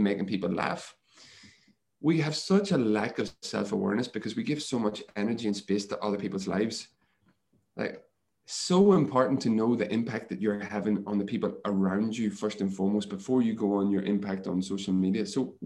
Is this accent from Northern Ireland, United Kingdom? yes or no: yes; Northern Ireland, United Kingdom; moved away as an adult; also born or lived in Montpellier, France; when I grew up in Ireland, in Northern Ireland, physical contact wasn't the thing that we did